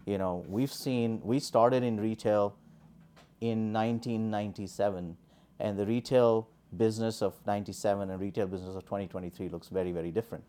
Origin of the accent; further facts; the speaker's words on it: India; moved away as an adult; also born or lived in New Delhi / Boston; born and raised in India